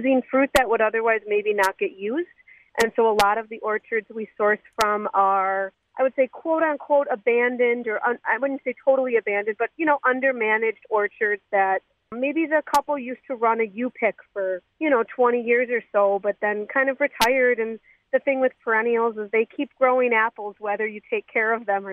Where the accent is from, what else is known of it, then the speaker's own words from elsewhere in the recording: Wisconsin, United States; moved away as an adult; also born or lived in Washington, D.C. / Malawi; we were kind of classic Wisconsin home brewers